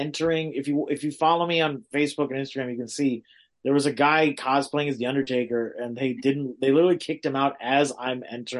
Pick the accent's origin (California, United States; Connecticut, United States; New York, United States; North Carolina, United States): California, United States; Los Angeles; we were in my hometown of LA, although I'm everywhere. So I don't really know what my hometown is.